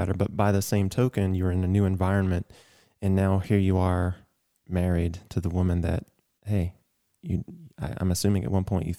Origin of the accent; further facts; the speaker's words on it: Athens, Georgia, United States; moved away; I'll go back home to Athens, Georgia for me